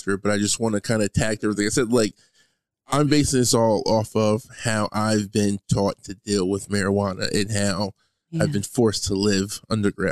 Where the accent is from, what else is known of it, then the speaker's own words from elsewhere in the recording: United States; I'm American